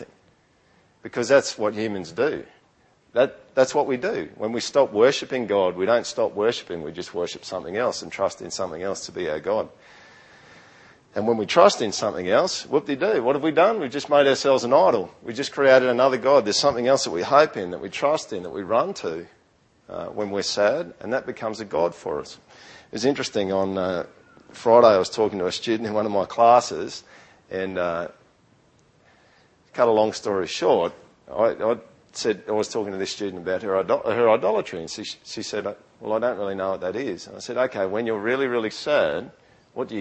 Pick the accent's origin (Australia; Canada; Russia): Australia; accent: Aussie yokel; first language English; I've got some weird accent. I don't even know what it is. Maybe it's a Aussie yokel accent or something. But when I speak English, I speak my native language.